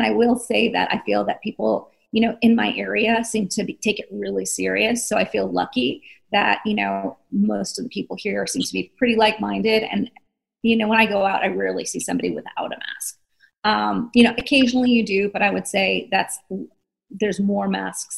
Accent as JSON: {"language": "English", "region": "East Coast", "country": "United States", "said": "I'm from the East Coast"}